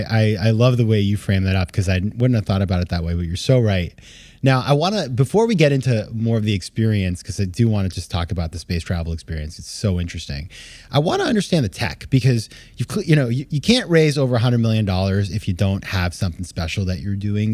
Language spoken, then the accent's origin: English; Maine, United States; when I was a kid, I I grew up in Maine